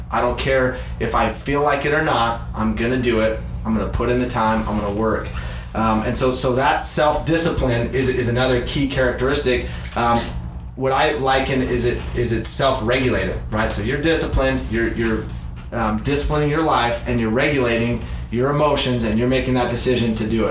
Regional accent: Utah, United States; now in Arizona, United States; I grew up in Utah

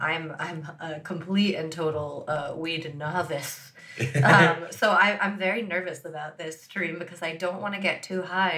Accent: Florida, United States; I grew up in Florida

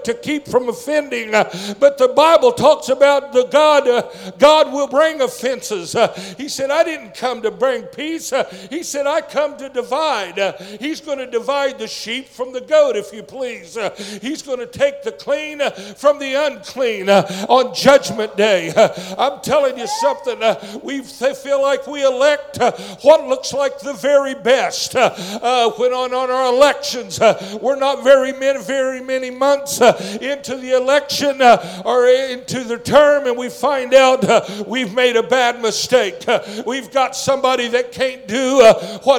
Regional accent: United States; I'm still an American

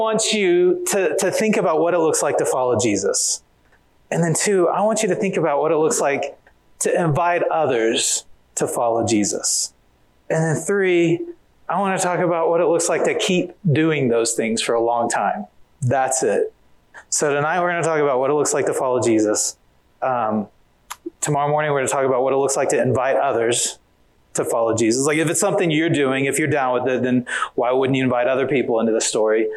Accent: Oklahoma, United States; moved away as an adult; now in Riverside, United States; I am originally, I grew up in Oklahoma, and I live in Riverside, California

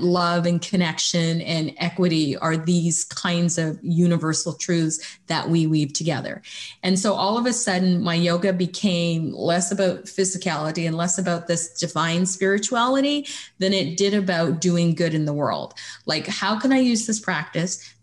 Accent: Canada; being Canadian

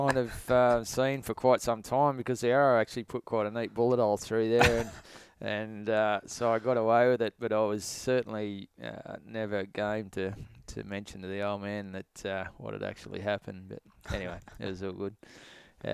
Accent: Queensland, Australia; Well, I guess I was originally from Queensland and always had a passion for hunting, like a lot of guys.

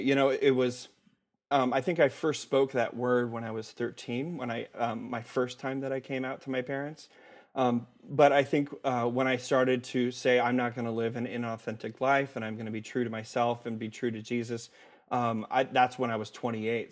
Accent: Omaha, Nebraska, United States; I was, uh, born and raised in Omaha, Nebraska

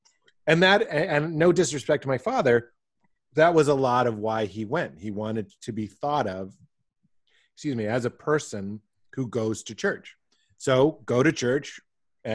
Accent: Lexington, Massachusetts, United States; they raised us in Lexington, and we went to school in Cambridge.

